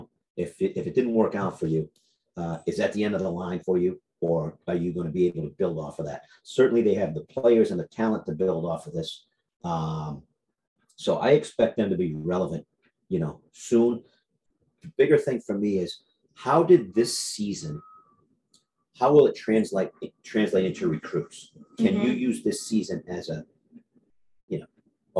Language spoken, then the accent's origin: English; Massachusetts, United States; outside of Boston, yeah, but I was born and raised in Massachusetts.